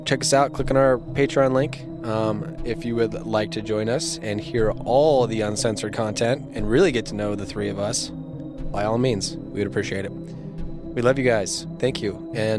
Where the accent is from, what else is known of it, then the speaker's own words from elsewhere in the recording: United States; Do not let AI take over this country. We are Americans, goddammit.